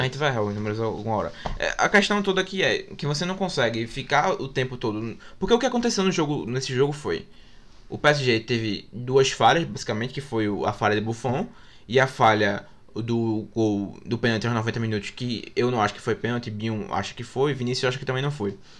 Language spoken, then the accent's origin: Portuguese; Brazil; A gente, como brasileiro